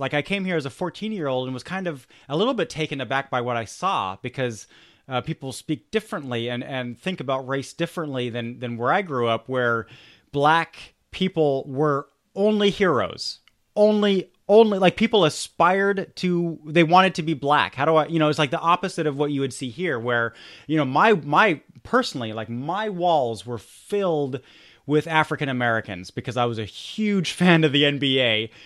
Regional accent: Germany; I grew up in Germany

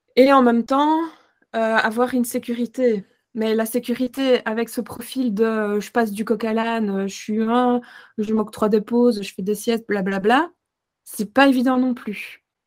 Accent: Belgium; chez nous en Belgique

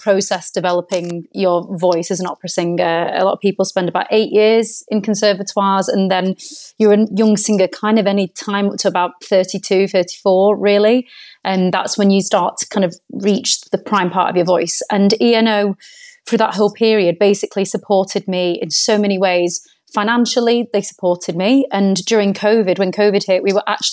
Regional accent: Bury, North West England, United Kingdom; I am from Manchester. I was born in Bury, and I came across the arts through school

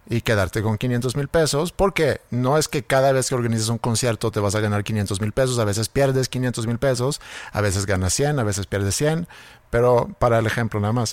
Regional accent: Sweden; born or raised there; moved away

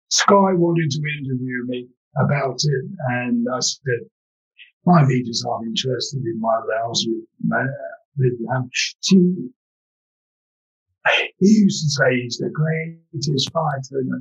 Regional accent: London, United Kingdom; because I'm an East London boy, you know. We were poor, but at least we had good manners.

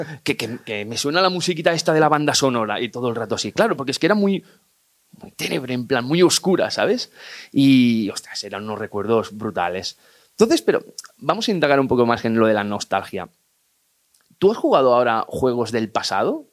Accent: Igualada, Catalonia, Spain; yo que soy de Igualada

